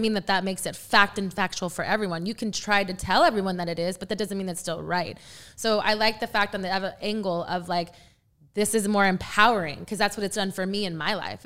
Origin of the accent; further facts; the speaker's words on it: San Antonio, Texas, United States; I am from the San Antonio area